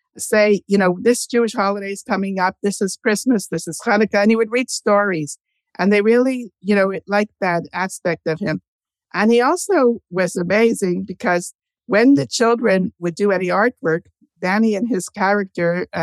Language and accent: English; Canada; also born or lived in Montreal / Toronto; We lived in Montreal first. We're Canadian.